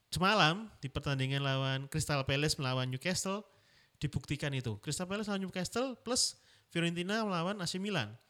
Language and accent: Indonesian; Surabaya, East Java, Indonesia; ucapan saya arek Surabaya harus